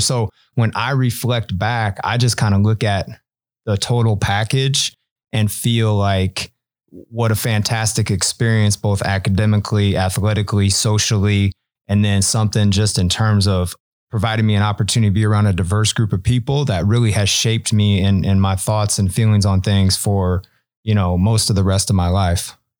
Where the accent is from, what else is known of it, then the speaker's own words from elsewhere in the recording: Omaha, Nebraska, United States; I'm, you know, pretty much a lifelong Omaha resident. Most of my childhood, um, I lived on about fiftieth and Center